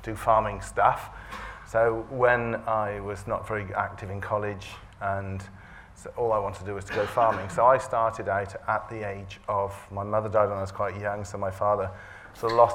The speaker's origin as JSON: {"language": "English", "area": "Herefordshire", "region": "West Midlands", "country": "United Kingdom", "tie": "born or raised there", "said": "I grew up in Herefordshire on a family farm"}